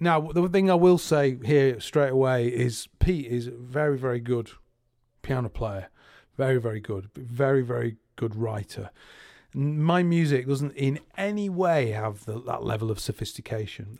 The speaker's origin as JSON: {"language": "English", "town": "Salford", "region": "North West England", "country": "United Kingdom", "said": "I'm from Salford"}